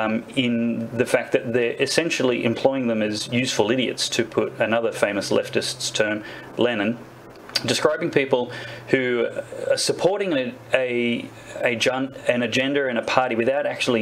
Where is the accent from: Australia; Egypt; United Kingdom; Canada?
Australia; especially as someone who at least partly identifies as Aboriginal Australian.